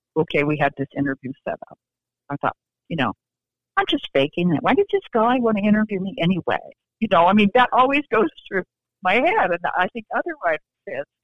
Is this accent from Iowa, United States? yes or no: yes; Iowa, United States; moved away as an adult; now in Raleigh, United States; my husband and I grew up in Iowa, but we have lived in Raleigh, North Carolina for 35 years